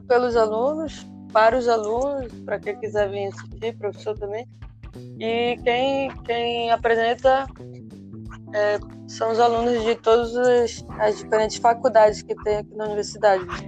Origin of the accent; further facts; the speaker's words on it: Brazil; moved away as an adult; a gente vem do Brasil